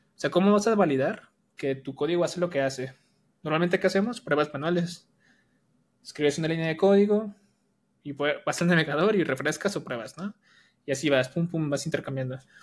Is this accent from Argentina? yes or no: no; Jalisco, Mexico; also born or lived in Colima, Mexico; now in Guadalajara, Mexico; Yo nací en Jalisco, pero me fui a vivir a Colima. Entonces estaba en Colima